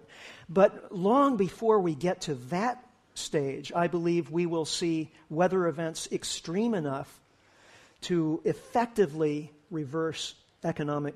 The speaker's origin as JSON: {"language": "English", "country": "United States", "said": "for me as an American"}